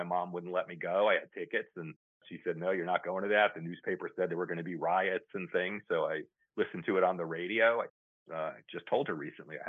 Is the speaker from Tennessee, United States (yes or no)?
no; northern New Jersey, United States; I grew up in the New York area, right? So the … were all around. I grew up in northern New Jersey.